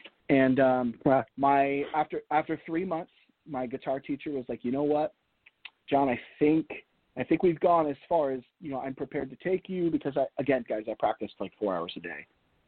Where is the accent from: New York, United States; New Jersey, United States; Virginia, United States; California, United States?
Virginia, United States; also born or lived in Pennsylvania / Florida; I was born in Pennsylvania, raised for the first small part of my life in Florida, kind of settled our roots in Virginia, and then I moved to Tennessee for college.